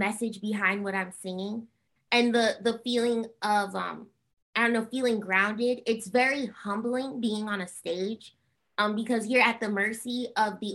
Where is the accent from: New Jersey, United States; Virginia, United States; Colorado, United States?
New Jersey, United States; also born or lived in Harlem, New York; I was born in Harlem, New York. And that's like, you know, birthplace. I ride for Harlem all day, every day. And, but I grew up in going to school in New Jersey